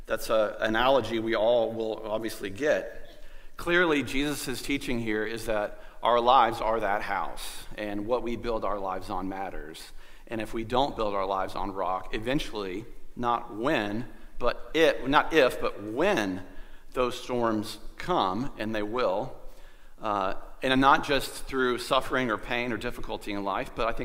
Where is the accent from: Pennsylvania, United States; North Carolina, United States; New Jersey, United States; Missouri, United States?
North Carolina, United States; Goldsboro; I grew up in Goldsboro, which is kind of a stone's throw to the beach